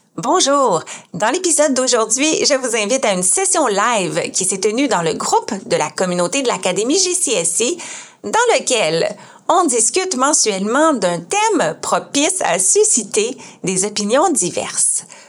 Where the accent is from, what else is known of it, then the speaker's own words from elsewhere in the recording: Quebec, Canada; je suis ergothérapeute québécoise, canadienne